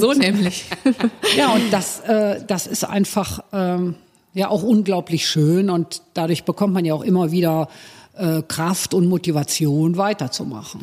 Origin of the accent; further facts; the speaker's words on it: Cologne, North Rhine-Westphalia, Germany; meiner Heimatstadt